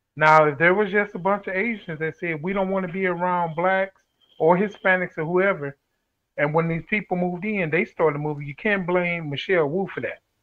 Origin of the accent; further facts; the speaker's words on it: St. Louis, Missouri, United States; when we moved up in North St. Louis